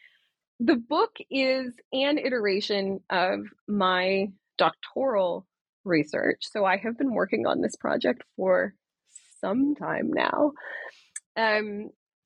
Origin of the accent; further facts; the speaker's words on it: Canada; I was a teenager in rural Canada. And I sort of lived and went to secondary school in a small town